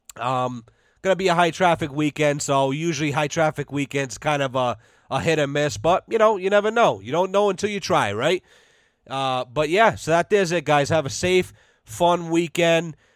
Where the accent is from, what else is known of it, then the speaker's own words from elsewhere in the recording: United States; as an American citizen